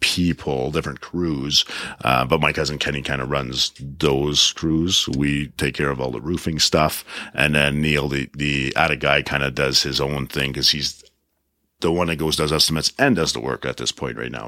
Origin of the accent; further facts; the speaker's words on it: Prince Edward Island, Canada; moved away; I come from Prince Edward Island, small town. My dad was a lobster fisherman